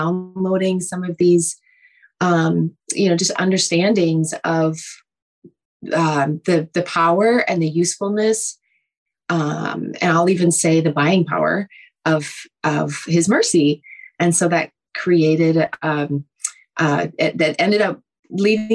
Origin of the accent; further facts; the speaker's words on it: Minnesota, United States; I am from Minnesota